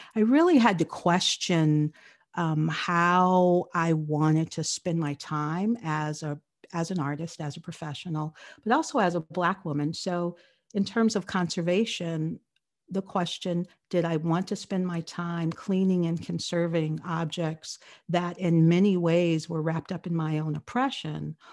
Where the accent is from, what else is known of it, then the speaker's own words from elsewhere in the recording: Los Angeles, California, United States; I grew up in Los Angeles